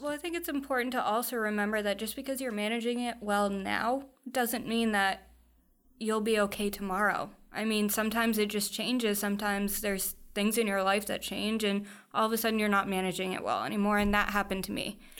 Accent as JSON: {"language": "English", "town": "Foxborough", "region": "Massachusetts", "country": "United States", "tie": "born or raised there", "said": "I grew up in Foxborough, so right around the corner. Um, spent almost my entire life there."}